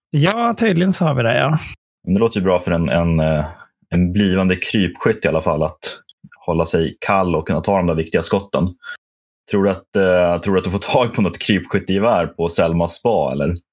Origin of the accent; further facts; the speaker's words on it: Norrland, Sweden; Jag är norrlänning. Allt, allt söder om Umeå är